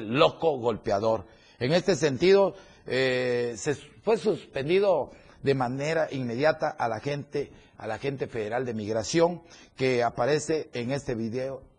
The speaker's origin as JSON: {"language": "Spanish", "town": "Tuxtla Gutiérrez", "region": "Chiapas", "country": "Mexico", "said": "yo soy de aquí, hombre? Aquí tengo lo que más quiero, mi familia, mis amigos y sobre todo a muchos hermanos que tengo aquí en esta bella capital"}